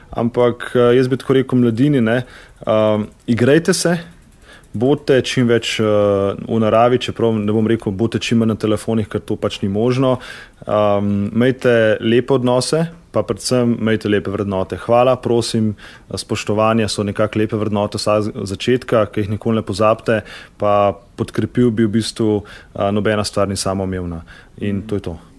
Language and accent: Slovenian; Slovenia; Slovenci smo športni narod